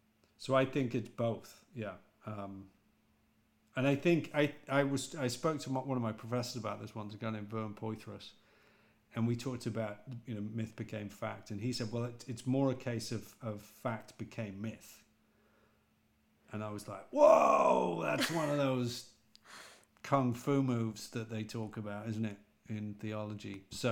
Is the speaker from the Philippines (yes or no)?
no; England, United Kingdom; accent: British; Also because I suppose my accent isn't quite as posh, and I don't pronounce things as well as James and Barry do.